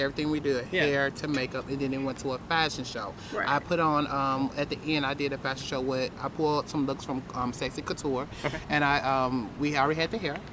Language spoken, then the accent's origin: English; Tennessee, United States; now in Phoenix, United States; I'm from Tennessee